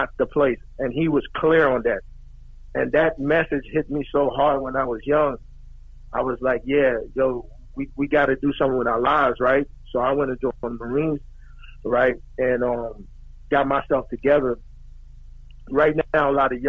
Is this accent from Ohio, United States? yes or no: no; New York City, New York, United States; moved away as an adult; also born or lived in Guyana / Brooklyn; now in San Antonio, United States; We came out from Guyana when I was 9. Lived in Brooklyn for a little bit. Went to Queens, right?